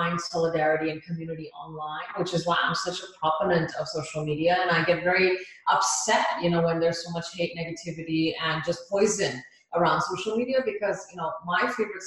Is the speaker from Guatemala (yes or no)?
no; India; now in United States; from India, born, you know, like born and raised in India